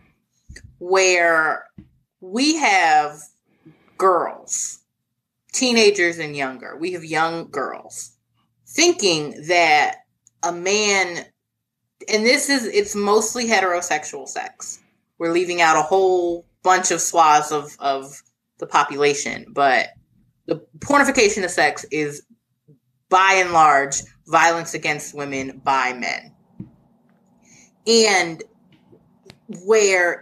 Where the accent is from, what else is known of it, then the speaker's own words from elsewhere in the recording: Philadelphia, Pennsylvania, United States; I'm from Philadelphia